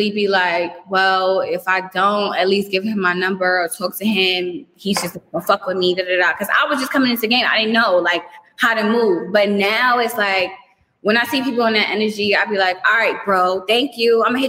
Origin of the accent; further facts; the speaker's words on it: New York, United States; I mean, but you know, I'm from New York.